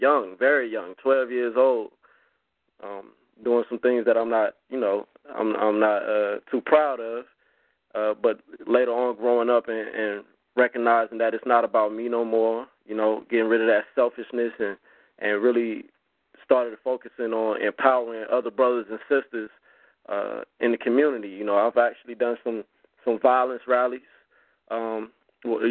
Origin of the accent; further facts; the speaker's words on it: Augusta, Georgia, United States; I am from Augusta, Georgia